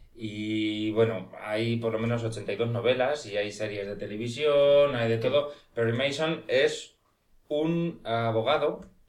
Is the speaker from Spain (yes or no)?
yes; Cuenca, Castilla-La Mancha, Spain; Yo nací en Cuenca